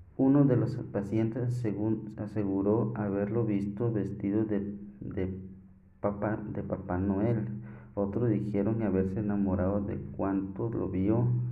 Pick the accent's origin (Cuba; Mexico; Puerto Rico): Mexico; Coahuila; soy de acá de Coahuila